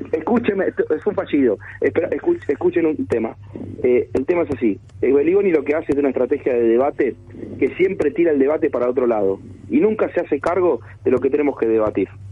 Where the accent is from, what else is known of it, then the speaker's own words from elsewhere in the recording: Argentina; somos muchos los argentinos